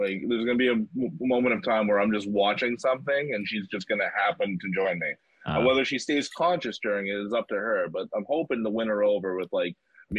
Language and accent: English; Montreal, Quebec, Canada; now in Halifax, Canada; I'm not from Halifax. I'm from Montreal originally.